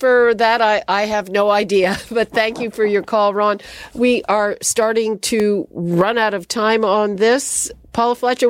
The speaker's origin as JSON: {"language": "English", "region": "Quebec", "country": "Canada", "said": "I'm from Quebec."}